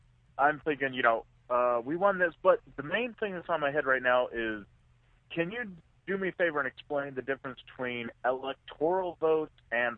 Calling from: Arizona, United States; I'm calling from Arizona.

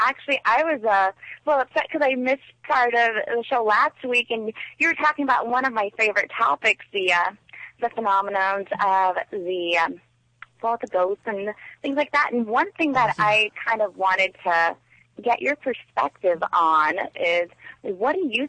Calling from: South Dakota, United States; It's … from South Dakota.

